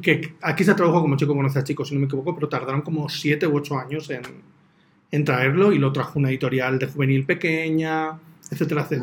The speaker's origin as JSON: {"language": "Spanish", "region": "Basque Country", "country": "Spain", "said": "soy vasco"}